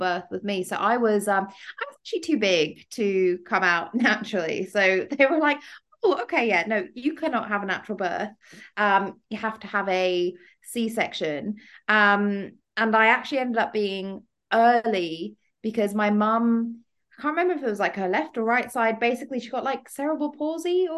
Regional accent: Dubai, United Arab Emirates; growing up in Dubai

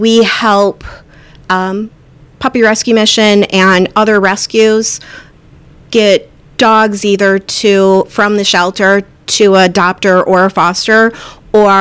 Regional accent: Westmoreland, New York, United States; also born or lived in Camillus; now in Lincoln, United States; my parents live in Westmoreland, and that's where I grew up

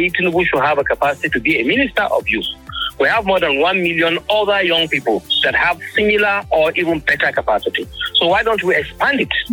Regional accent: Kaduna State, Nigeria; I'm from Kaduna State.

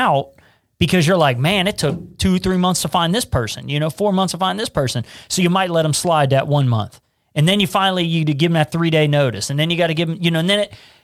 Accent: Cincinnati, Ohio, United States; I'm from Price Hill and, it's just no normal people want to live in Price Hill. Right. But it's a neighborhood I know

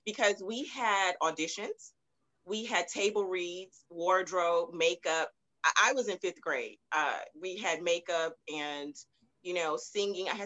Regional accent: Baton Rouge, Louisiana, United States; now in Houston, United States; I'm originally from Baton Rouge, Louisiana. And I moved to Houston a while ago

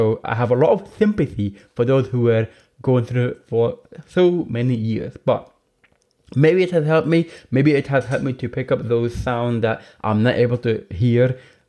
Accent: Northern Ireland, United Kingdom; also born or lived in England; now in Scotland; I grew up in Northern Ireland and I've lived in Scotland, and then I went to England for university

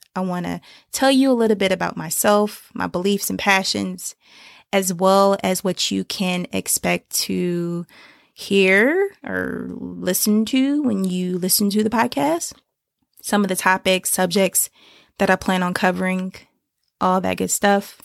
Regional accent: Decatur, Georgia, United States; I grew up in the Decatur, Stone Mountain area

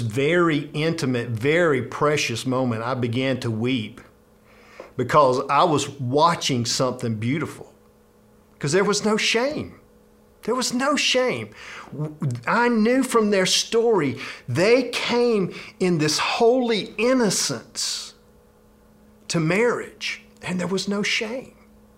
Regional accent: South Georgia, United States; I grew up in South Georgia

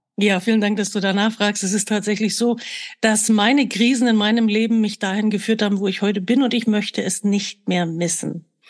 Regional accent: Germany; ich bin ja damals in der DDR geboren

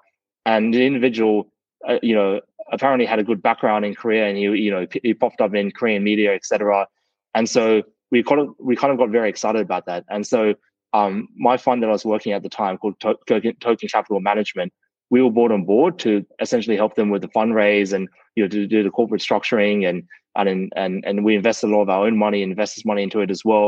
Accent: Sydney, New South Wales, Australia; I grew up in Sydney, Australia

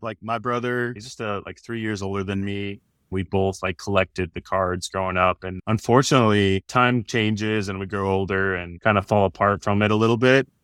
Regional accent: Orem, Utah, United States; moved away as an adult; now in Austin, United States; I grew up in Orem, Utah

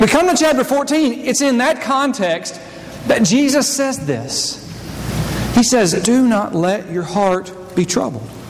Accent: United States; I am an American

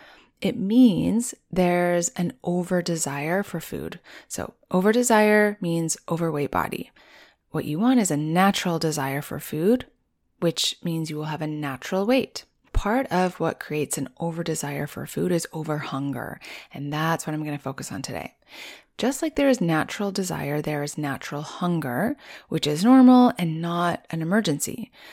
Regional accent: Rocky Mountains, United States; it's so different from where I grew up in the Rocky Mountains, which pretty much had winter 8 months of the year.

